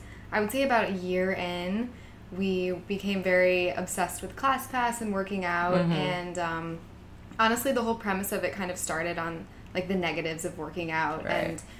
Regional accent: Michigan, United States; moved away as an adult; also born or lived in Chicago; now in New York, United States; I am originally from Michigan. Cool. I'm 25 years old. Grew up there my whole life. Lived in Chicago for a little bit after graduating from University of Michigan. And now here I am in New York.

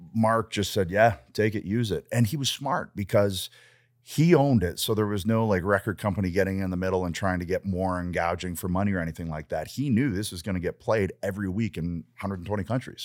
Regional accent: Canada; I'm Canadian

